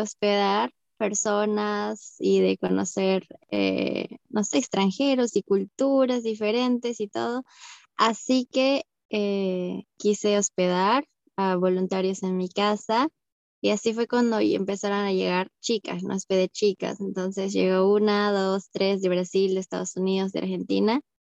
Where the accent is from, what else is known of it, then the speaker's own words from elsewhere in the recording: Arequipa, Peru; moved away as an adult; also born or lived in Brazil; now in Sweden; yo soy de Arequipa, como tú